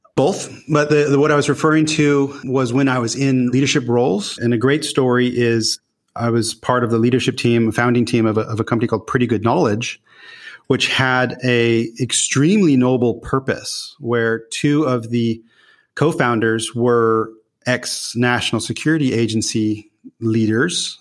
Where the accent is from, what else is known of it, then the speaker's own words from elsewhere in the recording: Newport Beach, California, United States; moved away as an adult; also born or lived in Los Angeles / Utah; now in Netherlands; I grew up really on the West Coast, so formidable years in Newport Beach in Orange County.